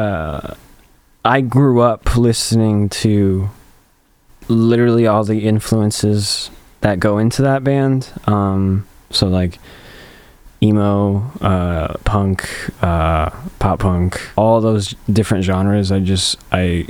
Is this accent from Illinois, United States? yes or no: yes; Champaign, Illinois, United States; it's my hometown